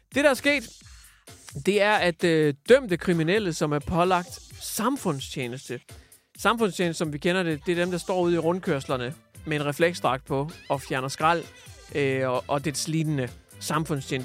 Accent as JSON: {"language": "Danish", "town": "Hjørring", "region": "North Denmark Region", "country": "Denmark", "tie": "born or raised there", "said": "min hjemby Jøring, som lige ligger øh, 60 km nord for Aalborg."}